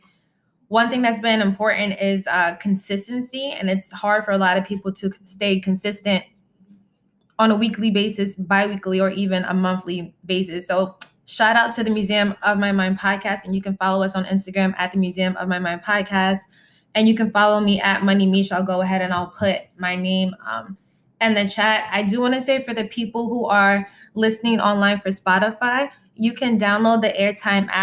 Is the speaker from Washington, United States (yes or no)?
no; Freeport, New York, United States; I'm from Freeport